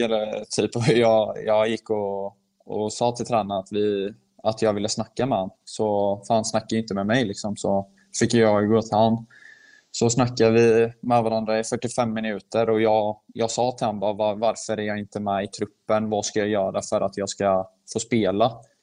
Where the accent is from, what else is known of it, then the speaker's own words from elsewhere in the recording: Sweden; moved away as an adult; now in Heerenveen, Netherlands; jag är född i Sverige